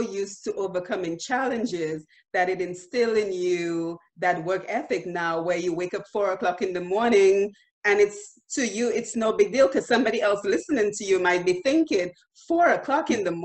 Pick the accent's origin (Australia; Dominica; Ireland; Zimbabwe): Dominica; moved away; I'm from Dominica